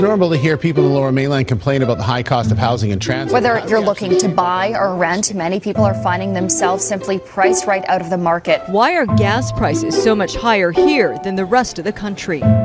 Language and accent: English; Vancouver, British Columbia, Canada; Where are you from? I'd be like, Oh, Vancouver